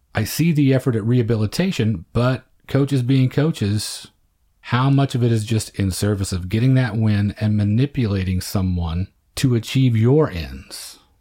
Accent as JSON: {"language": "English", "region": "small town Oklahoma", "country": "United States", "tie": "born or raised there", "said": "small town Oklahoma, over three decades later, things were not much different in terms of the diversity you encountered. We played against other schools our size in the area"}